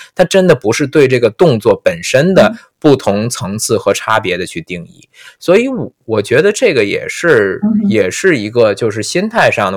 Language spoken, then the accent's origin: Chinese; China; 我们中国人没有这么说话的